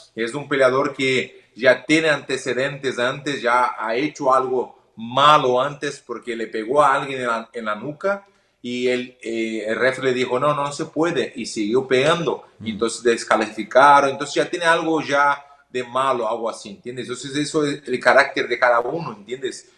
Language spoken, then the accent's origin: Spanish; Porto Alegre, Rio Grande do Sul, Brazil; Spanish is a second language; yo soy del sur de Brasil, de Porto Alegre. Hay mucha tradición de la carne. Soy gaucho, ¿no? Yo soy gaucho. Entonces hay la tradición desde pequeño.